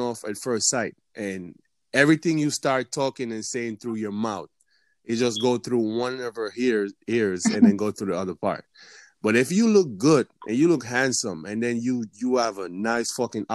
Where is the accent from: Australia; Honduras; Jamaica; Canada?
Jamaica; moved away as an adult; now in United States; I'm from Jamaica